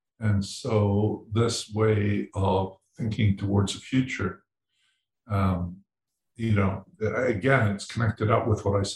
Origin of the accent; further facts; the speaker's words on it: Edinburgh, Scotland, United Kingdom; when I was born in Edinburgh